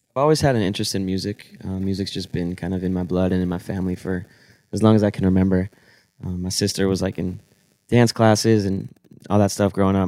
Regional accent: Weston, Florida, United States; I'm from South Florida, twenty-six. Um, I grew up South Florida in Weston, small little town in Fort Lauderdale.

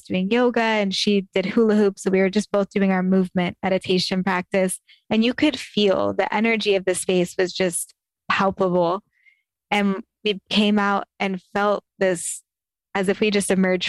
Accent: Sacramento, California, United States; growing up in Northern California

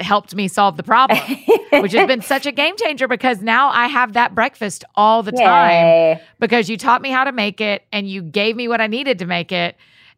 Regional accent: Marietta, Georgia, United States; now in Nashville, United States; we're going to Marietta, Georgia, my hometown.

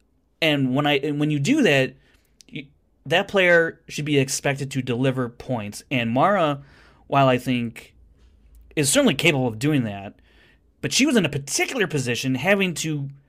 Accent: United States; I'm American.

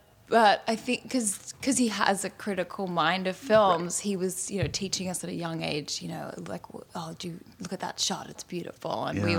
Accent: Australia; also born or lived in Fiji / Singapore / Indonesia / Italy; yeah, I was born in Australia, but I left at 2 weeks old. And we grew up in Fiji, Singapore, Indonesia, a little bit in Italy, and then moved back to Australia.

